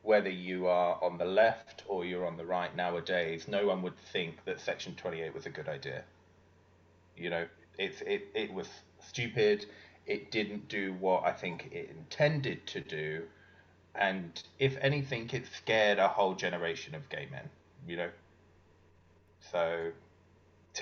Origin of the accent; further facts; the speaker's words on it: United Kingdom; I'm British